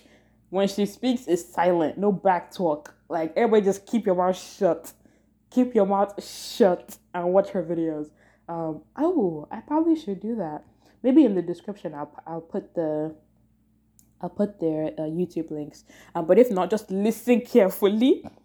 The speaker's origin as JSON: {"language": "English", "country": "Nigeria", "said": "because I'm a Nigerian, well, I'm a Yoruba person"}